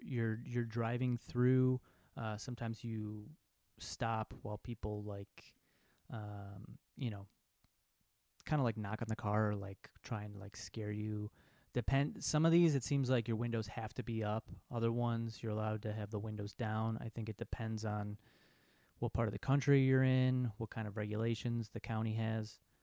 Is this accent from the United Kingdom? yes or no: no; Chicago, Illinois, United States; I'm from Chicago